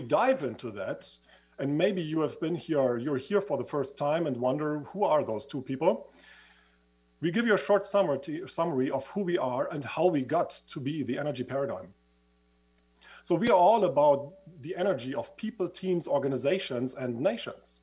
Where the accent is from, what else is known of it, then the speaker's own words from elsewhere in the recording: Switzerland; accent: Swiss; moved away; as you can hear from my accent, I used to live in Switzerland. I was studying in Switzerland